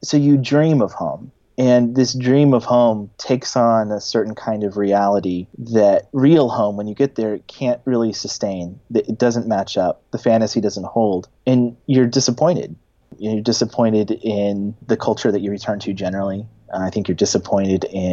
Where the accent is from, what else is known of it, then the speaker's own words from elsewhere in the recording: Missouri, United States; moved away; also born or lived in New York; I'm from Missouri originally, that's where I was born and raised.